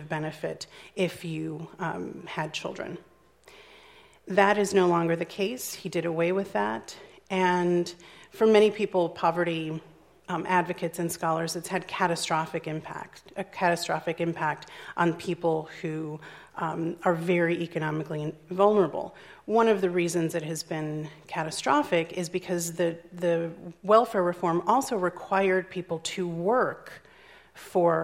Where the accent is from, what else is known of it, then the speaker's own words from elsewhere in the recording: Chicago, Illinois, United States; my hometown of Chicago